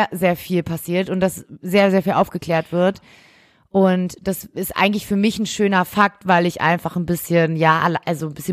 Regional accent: Berlin, Germany; weil wir ja aus Berlin kommen und und es alles sehr nah ist. Ähm, wir sind, wir sind sogar in dem Viertel aufgewachsen, wo Genau, wir kommen aus genau dem gleichen Viertel

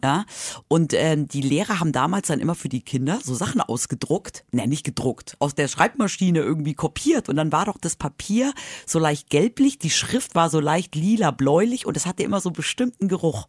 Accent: Madrid, Community of Madrid, Spain; now in Germany; Ich bin ja in Spanien aufgewachsen

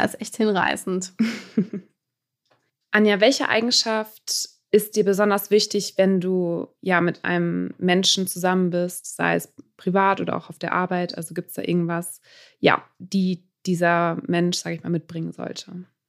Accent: Münster, North Rhine-Westphalia, Germany; now in Düsseldorf, Germany; Also ich bin in Münster aufgewachsen.

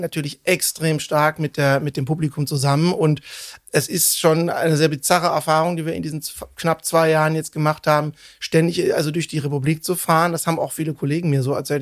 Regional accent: Cologne, North Rhine-Westphalia, Germany; also born or lived in Bonn; ich bin, bin äh, in Köln seit meinem dritten Lebensjahr aufgewachsen

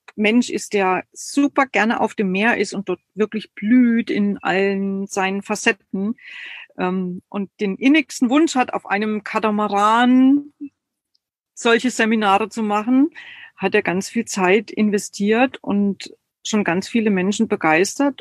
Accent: Germany; Ich bin total atheistisch aufgewachsen in der DDR

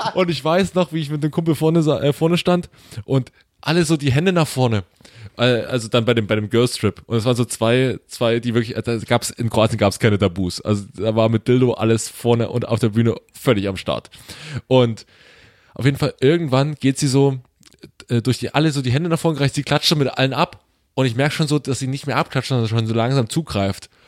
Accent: Saxony, Germany; ich bin Sachse

